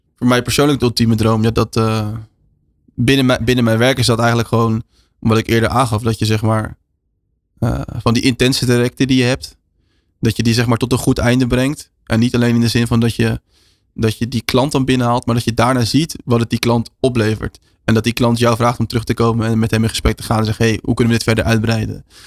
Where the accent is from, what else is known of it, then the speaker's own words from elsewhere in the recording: Netherlands; wij als Nederlanders